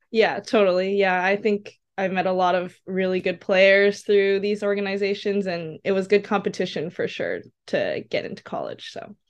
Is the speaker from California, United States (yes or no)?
yes; Seaside, California, United States; So I'm from Seaside, California, kind of near Pebble Beach and Monterey area.